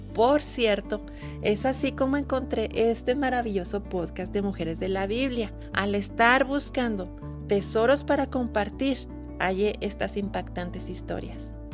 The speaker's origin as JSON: {"language": "Spanish", "region": "northern Mexico", "country": "Mexico", "said": "soy del norte de México"}